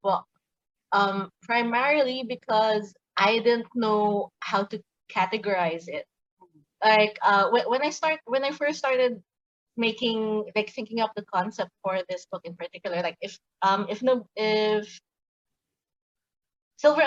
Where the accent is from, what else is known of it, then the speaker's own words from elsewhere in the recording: Manila, Metro Manila, Philippines; I grew up in Manila, Philippines, and I'm still living here